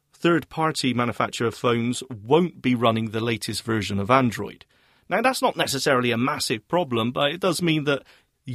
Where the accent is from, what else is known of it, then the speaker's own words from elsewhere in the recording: United Kingdom; I'm British